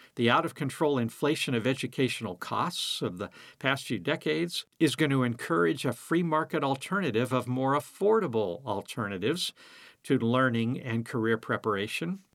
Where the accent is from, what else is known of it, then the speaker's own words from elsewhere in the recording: United States; being an American